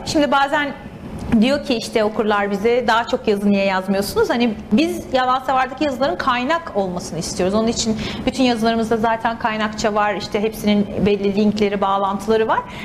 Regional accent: İzmir, Turkey; moved away as an adult; also born or lived in Istanbul; now in San Francisco Bay Area, United States; aslen İzmirliyim. İzmir'de doğdum, büyüdüm

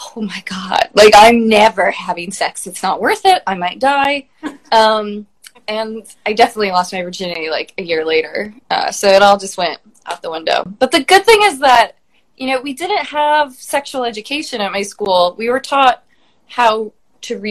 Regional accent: Des Moines, Iowa, United States; I'm from Des Moines, Iowa. I grew up in the suburbs

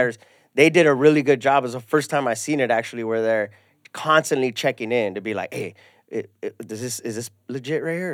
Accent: Ventura County, California, United States; also born or lived in San Fernando; well, I grew up in Ventura County. Well, I was born in San Fernando, lived here when I was little

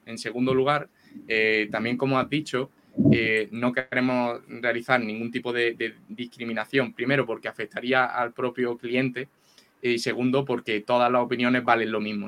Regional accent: Andalusia, Spain; accent: andaluz; con mi acento andaluz

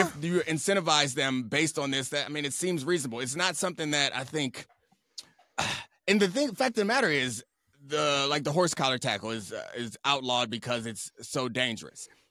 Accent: Baltimore, Maryland, United States; I grew up in Baltimore

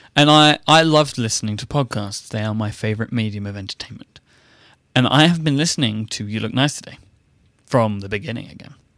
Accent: United Kingdom; now in United States; I'm a British man in an American person's world

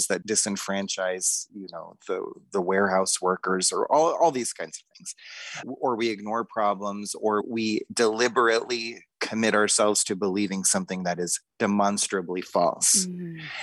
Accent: Boulder, Colorado, United States; I grew up in Boulder, Colorado

